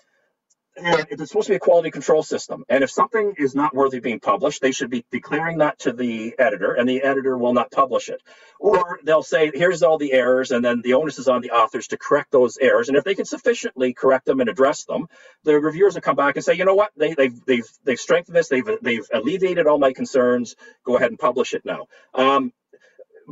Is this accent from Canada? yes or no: yes; Canada; As a Canadian scientist